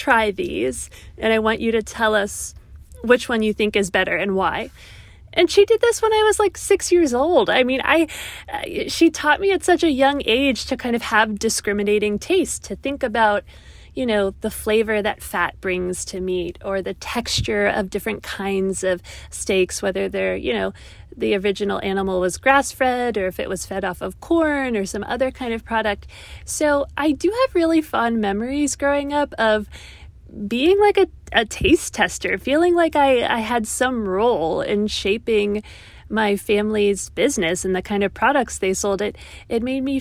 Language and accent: English; Pittsburgh, Pennsylvania, United States; my hometown of Pittsburgh, Pennsylvania, in the United States